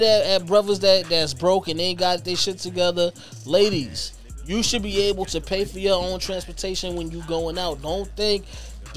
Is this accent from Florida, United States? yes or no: no; New York City, New York, United States; when I grew up in Fort Greene, it was crazy